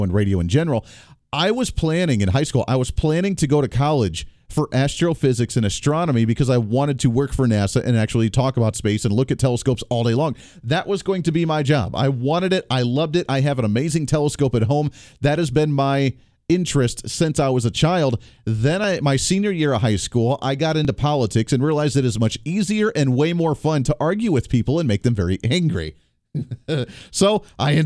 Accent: Kansas, United States; we're from Kansas

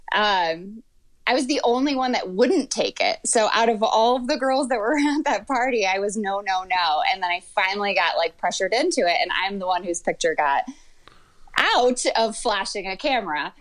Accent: Michigan, United States; moved away as an adult; also born or lived in Georgia; grew up in Michigan the whole time and was there until I was, I think, 31

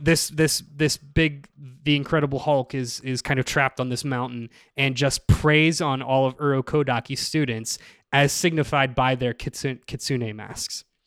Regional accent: Pennsylvania, United States; I'm from Pennsylvania

